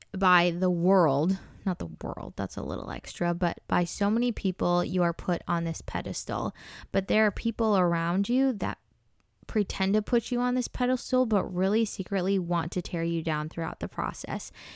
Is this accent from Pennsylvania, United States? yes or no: no; Minnesota, United States; I'm originally born and raised in Minnesota